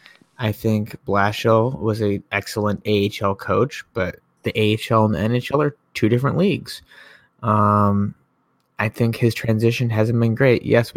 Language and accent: English; Grand Haven, Michigan, United States; my hometown, Grand Haven